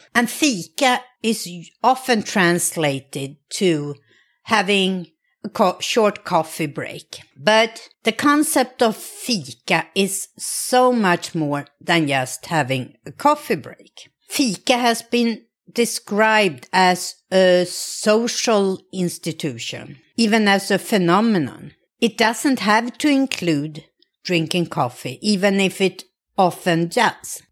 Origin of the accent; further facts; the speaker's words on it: Sweden; I grew up in Sweden